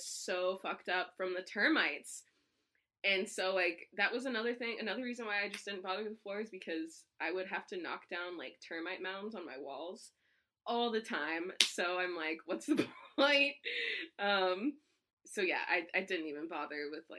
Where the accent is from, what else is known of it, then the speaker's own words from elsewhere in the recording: San Antonio, Texas, United States; I grew up in San Antonio, Texas, and that's predominantly Hispanic